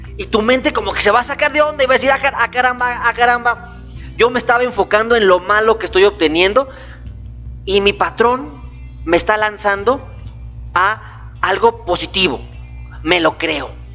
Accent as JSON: {"language": "Spanish", "town": "Gómez Palacio", "region": "Durango", "country": "Mexico", "tie": "born or raised there", "also_born_or_lived": "Torreón, Coahuila / Lerdo, Durango", "said": "yo soy lagunero, soy de Torreón, Coahuila, nací en Torreón, me registraron en Lerdo, Durango y viví casi la mayor parte de mi vida en Gómez Palacio, Durango"}